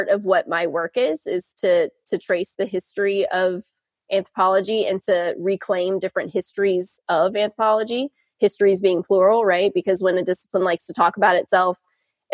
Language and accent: English; North Carolina, United States; moved away as an adult; also born or lived in Charlottesville, Virginia / Durham, North Carolina; now in South Bend, Indiana, United States; I grew up in North Carolina